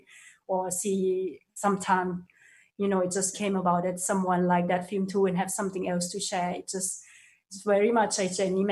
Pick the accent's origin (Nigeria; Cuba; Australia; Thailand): Thailand; moved away; I'm from Thailand